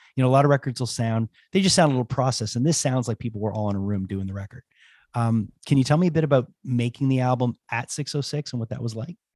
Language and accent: English; Montreal, Quebec, Canada; I'm from Montreal